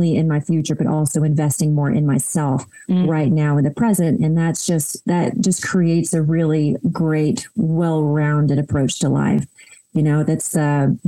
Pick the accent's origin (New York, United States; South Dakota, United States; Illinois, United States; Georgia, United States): Georgia, United States; Cleveland; I grew up in a really tiny town in Northeast Georgia called Cleveland